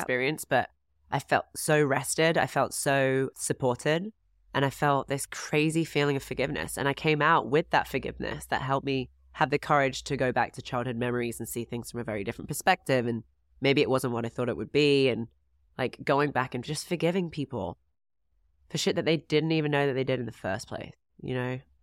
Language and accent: English; England, United Kingdom; moved away as an adult; also born or lived in Florida; I'm from England